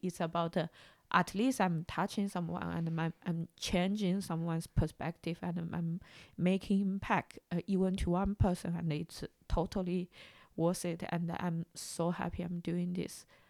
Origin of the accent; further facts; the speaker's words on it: China; moved away; growing up in China